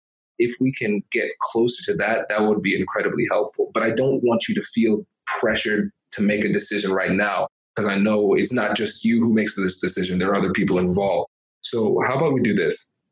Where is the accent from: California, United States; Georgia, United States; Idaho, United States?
California, United States; I'm from California, so I would say hella student loan debt.